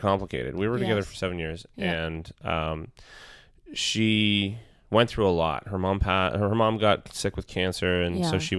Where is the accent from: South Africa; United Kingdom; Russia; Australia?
United Kingdom; That was my dry I'm British sorry.